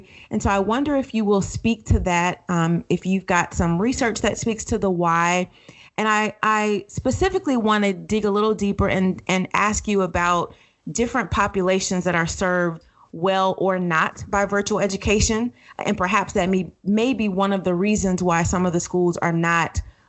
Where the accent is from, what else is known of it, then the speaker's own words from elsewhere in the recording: Florida, United States; moved away; I'm born and raised in Florida.